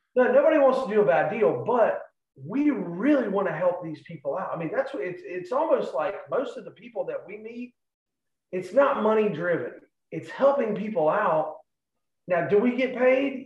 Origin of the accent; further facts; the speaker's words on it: Charleston, United States; I'm from Charleston